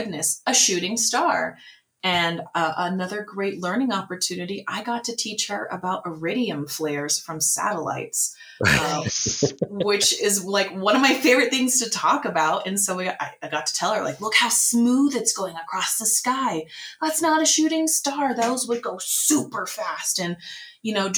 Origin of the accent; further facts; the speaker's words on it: Dallas, Texas, United States; moved away as an adult; now in Flagstaff, United States; I'm originally from Dallas, Texas